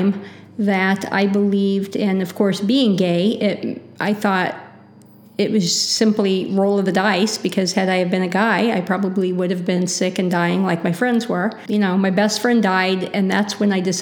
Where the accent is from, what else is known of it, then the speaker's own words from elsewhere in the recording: Maroa, Illinois, United States; moved away as an adult; now in Champaign-Urbana, United States; I grew up in Maroa, which is about 9 miles north of Decatur